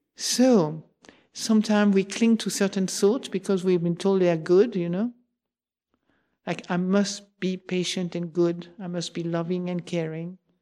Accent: Marseille, Provence-Alpes-Côte d'Azur, France; moved away; also born or lived in England; I come from Marseille, where we were fa-, famous from exaggerating

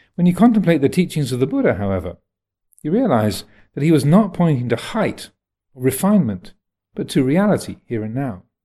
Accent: United States; moved away; I am an American

